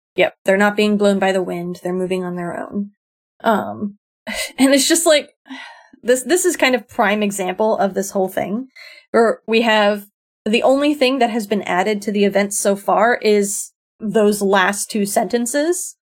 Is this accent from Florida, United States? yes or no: yes; South Florida, United States; I grew up in South Florida